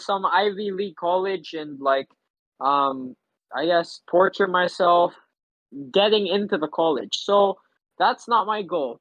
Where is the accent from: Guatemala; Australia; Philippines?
Philippines; first language English; I was from the Philippines